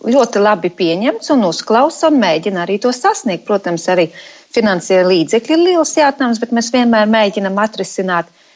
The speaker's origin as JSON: {"language": "Latvian", "country": "Latvia", "moved": "as an adult", "lives_now": "Manchester, United Kingdom", "said": "mēs, protams, esam dzīvojam Anglijā un strādājam Anglijā, bet tomēr mēs sirdī joprojām esam latvieši."}